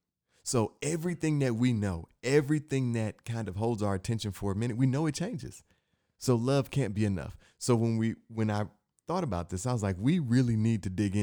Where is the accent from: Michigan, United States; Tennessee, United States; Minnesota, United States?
Michigan, United States; Inkster; In the neighborhood I grew up in, I'm from Inkster, Michigan.